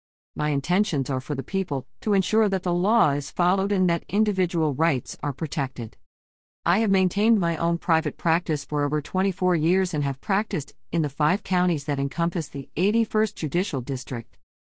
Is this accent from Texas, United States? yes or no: yes; Stockdale, Texas, United States; I was raised in Stockdale. After graduating from Baylor Law School in 1999, I returned home to serve my community.